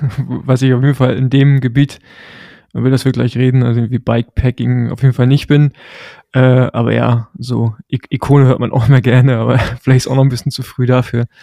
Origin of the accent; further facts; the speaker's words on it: Rostock, Mecklenburg-Vorpommern, Germany; ich bin ja im Rostock groß geworden, also im Osten.